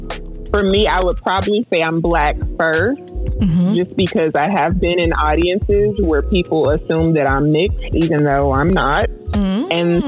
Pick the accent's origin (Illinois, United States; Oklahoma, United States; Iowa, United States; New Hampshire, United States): Oklahoma, United States; Tulsa; I'm from Tulsa, Oklahoma. I am a nurse and I love the Lord.